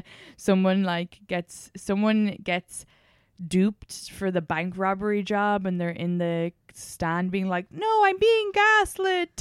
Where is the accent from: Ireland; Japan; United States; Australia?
Ireland; moved away; growing up in Ireland